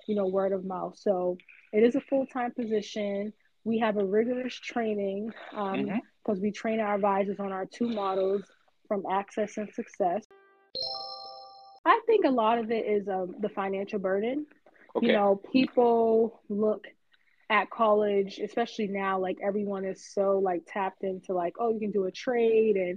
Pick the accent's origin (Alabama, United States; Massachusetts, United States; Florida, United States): Massachusetts, United States; Boston; moved away as an adult; now in Atlanta, United States; I'm born and raised in Boston, but I currently reside in Atlanta with my husband and 2-year-old son.